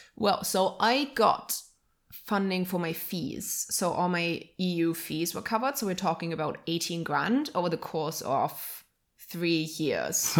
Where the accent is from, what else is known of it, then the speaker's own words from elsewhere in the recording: Halle, Saxony-Anhalt, Germany; right now we are recording in our hometown